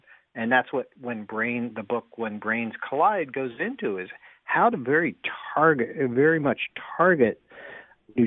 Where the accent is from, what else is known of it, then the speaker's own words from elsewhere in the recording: United States; we're American